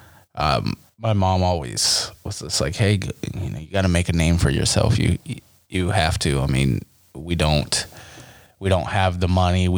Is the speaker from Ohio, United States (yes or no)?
yes; Mount Eaton, Ohio, United States; moved away; I grew up in Mount Eaton, Ohio